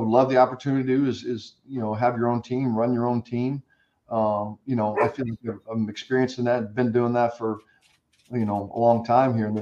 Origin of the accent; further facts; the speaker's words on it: Kansas, United States; moved away as an adult; also born or lived in Charlotte; It was close to home for me. It's about 2 hours from my hometown